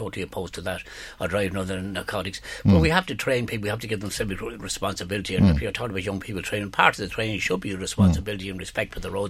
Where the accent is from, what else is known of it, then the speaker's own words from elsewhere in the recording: Wilkinstown, Leinster, Ireland; I come from Wilkinstown myself, which is very much like a rural area